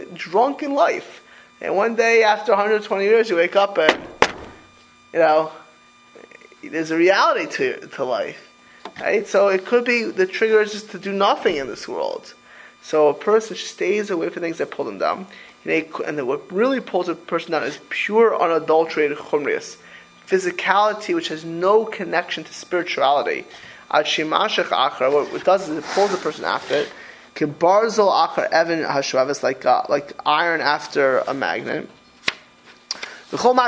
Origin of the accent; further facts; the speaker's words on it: Miami Beach, Florida, United States; also born or lived in New York; I grew up in Miami Beach